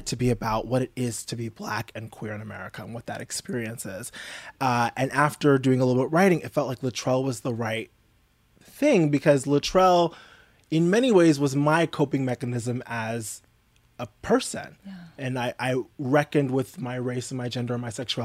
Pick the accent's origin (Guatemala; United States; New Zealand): United States; New York; I'm from New York